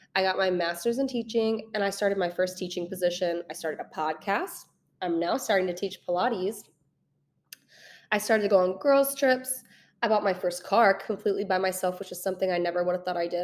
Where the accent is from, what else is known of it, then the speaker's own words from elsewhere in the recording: St. Louis, Missouri, United States; moved away as an adult; now in Kansas City, United States; I am originally from Saint Louis, I moved to Kansas City fresh out of college about three years ago.